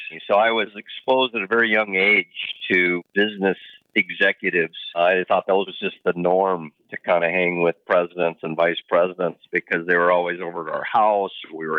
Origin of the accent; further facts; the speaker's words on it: Port Edwards, Wisconsin, United States; also born or lived in Tarrytown, New York; I don't remember much of the East Coast of Tarrytown because I left there at 3 years old, but did grow up and lived in the heart of the Midwest, the power of the Packers, right outside of Green Bay, of about an hour and a half Midwest in a small town called Port Edward, based on the Wisconsin River